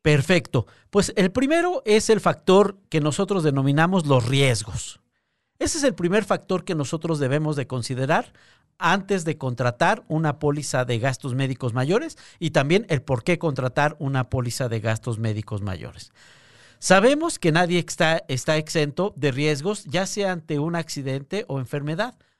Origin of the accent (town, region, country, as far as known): Mexico